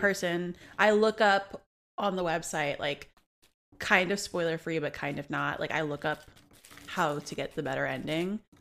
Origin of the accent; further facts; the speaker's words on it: New Orleans, Louisiana, United States; I'm born and raised in New Orleans